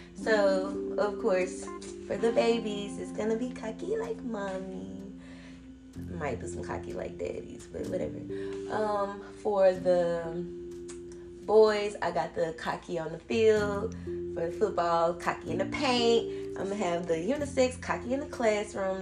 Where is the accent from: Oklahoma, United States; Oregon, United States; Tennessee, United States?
Tennessee, United States; Memphis; I'm from Memphis